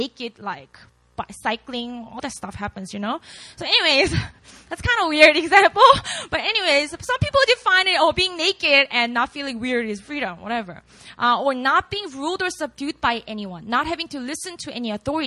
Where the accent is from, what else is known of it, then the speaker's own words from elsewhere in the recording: Busan, South Korea; first language Korean; English is a second language; moved away as an adult; now in Seoul, South Korea; I was born and raised in Busan, which is about 5 hours drive away from Seoul